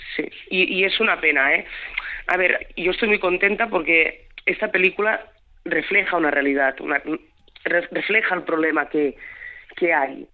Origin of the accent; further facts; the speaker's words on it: Alcarràs, Catalonia, Spain; está rodado en catalán, con, con, nuestro dialecto, lo que tú quieras, pero porque es una historia explicada aquí